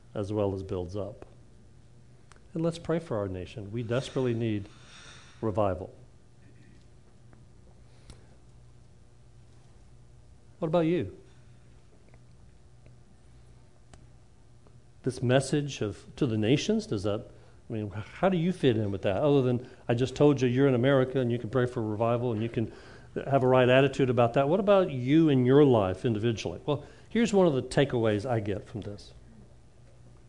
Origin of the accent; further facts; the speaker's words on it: United States; I'm an American.